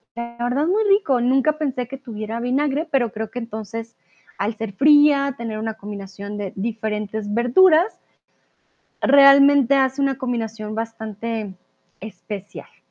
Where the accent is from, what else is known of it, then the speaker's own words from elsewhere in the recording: Bogotá, Colombia; mi ciudad, Bogotá, de donde vengo yo